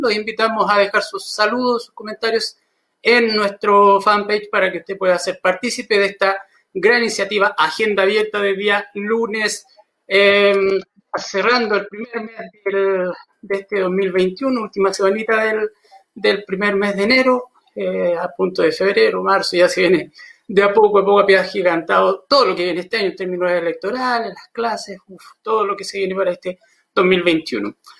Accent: Chile; Somos emprendedores los chilenos

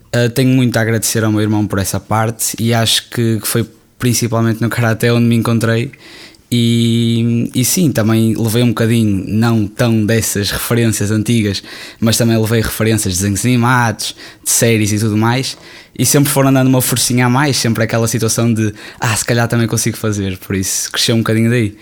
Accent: Porto, Norte, Portugal; Eu amo o Porto, tenho muito carinho, claro, é a cidade onde eu nasci

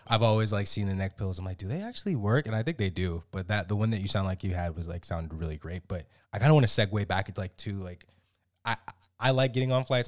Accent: South Florida, United States; now in Maryland, United States; I grew up in South Florida

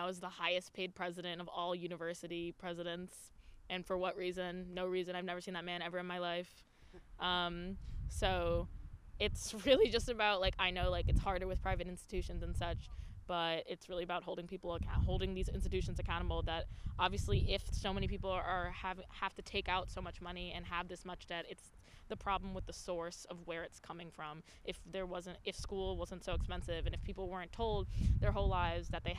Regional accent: New York, United States; I'm from New York, so we have a lot of SUNY schools

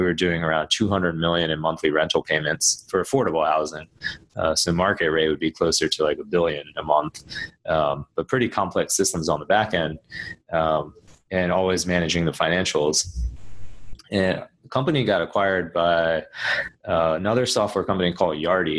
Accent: Maryland, United States; also born or lived in Washington, D.C. / New York City; So I was born in Maryland, and so I was raised out here and went to school, college at GW in D.C.

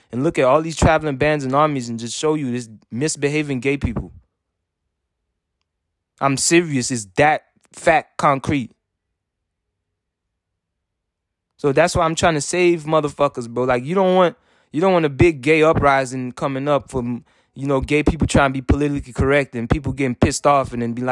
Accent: United States; I'm American

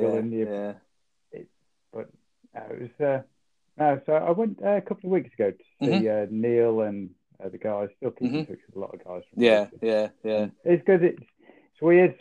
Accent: the north of England, United Kingdom; being a Northerner

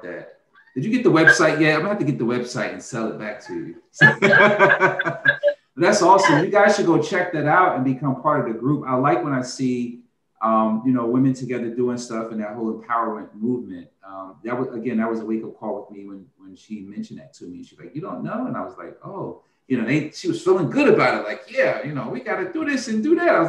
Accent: North New Jersey, United States; We're both from North New Jersey

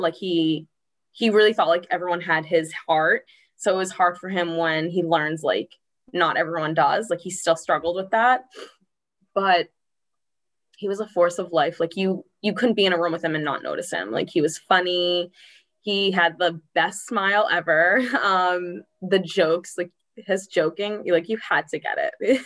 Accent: Norwood, Massachusetts, United States; I grew up in Norwood, Mass. Um, born and raised to live here.

